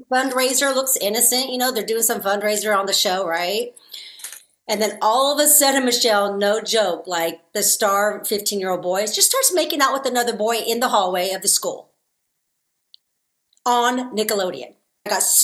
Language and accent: English; California, United States; when I was in junior high, I mean, I'm from California, but it was very diverse.